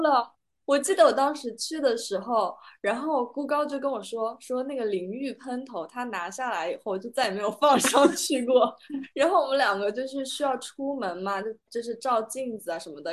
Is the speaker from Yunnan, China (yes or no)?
yes; Kunming, Yunnan, China; now in Rome, Italy; 因为我是在昆明长大嘛